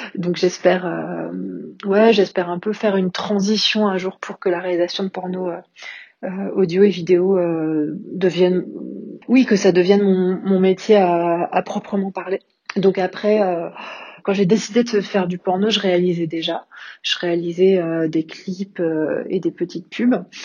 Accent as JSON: {"language": "French", "town": "Paris", "region": "Île-de-France", "country": "France", "tie": "born or raised there", "also_born_or_lived": "London / Berlin", "moved": "as an adult", "lives_now": "Lamballe, France", "said": "Je suis parisienne d'origine, je suis née à Paris, j'ai vécu la plupart de, ma vie"}